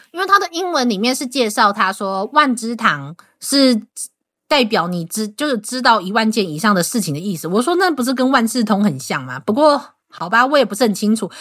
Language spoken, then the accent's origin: Chinese; Taiwan; 身为一个台湾人